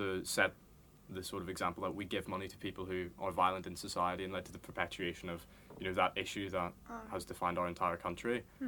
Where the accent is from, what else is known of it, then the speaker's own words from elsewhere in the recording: Craigavon, Northern Ireland, United Kingdom; moved away as an adult; now in London, United Kingdom; I'm from around the county of my area, more specifically Craigavon, and I'm a unionist.